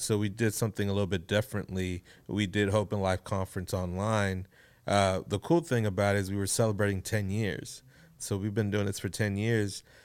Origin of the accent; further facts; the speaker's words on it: Houston, Texas, United States; born, raised here in Houston, Texas.